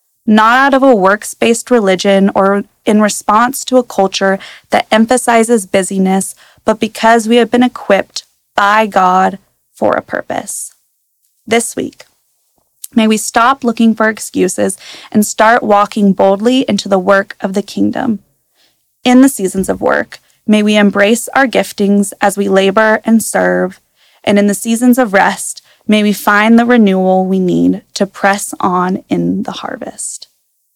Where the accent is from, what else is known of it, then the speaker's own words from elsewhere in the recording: Prosser, Washington, United States; I was born and raised in Prosser, and as many know, Prosser is a town full of farmers